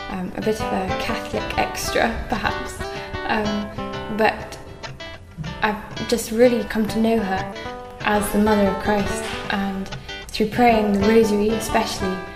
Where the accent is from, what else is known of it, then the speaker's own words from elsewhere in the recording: England, United Kingdom; I'm from England.